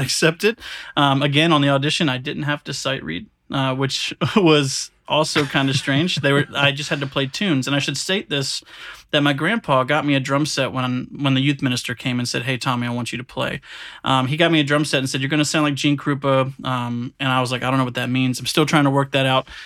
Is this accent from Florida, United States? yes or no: yes; Williston, Florida, United States; moved away as an adult; I'm from a really small country town in Florida. It's called Williston